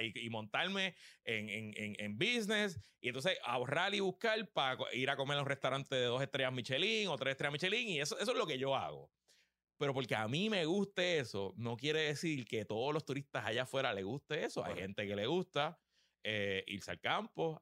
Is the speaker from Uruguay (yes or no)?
no; San Juan, Puerto Rico; first language Spanish; Yo me crié en Río Piedra